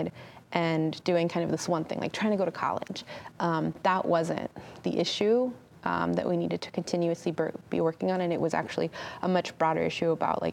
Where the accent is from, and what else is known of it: California, United States; born or raised there